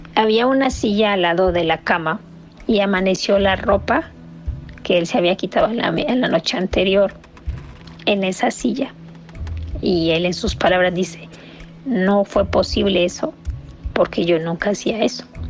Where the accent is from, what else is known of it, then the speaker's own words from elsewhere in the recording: Nicaragua; moved away; Somos de Nicaragua y esa es la costumbre de, de allá